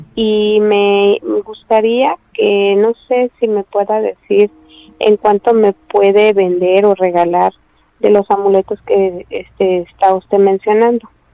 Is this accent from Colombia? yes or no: no; Tierra Blanca, Veracruz, Mexico; De Tierra Blanca